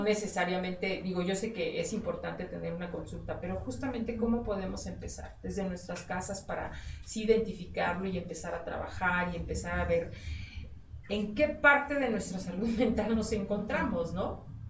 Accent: Mexico; nosotros como mexicanos

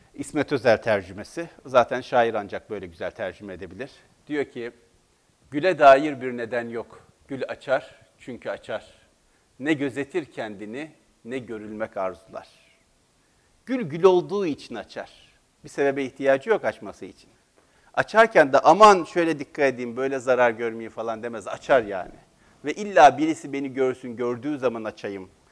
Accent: Black Sea Region, Turkey; Biz Karadeniz'de o kadar kolay uyamayız kimseye.

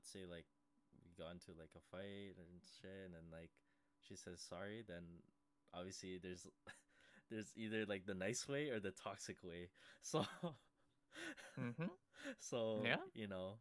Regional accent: Canada; I'm hella Canadian

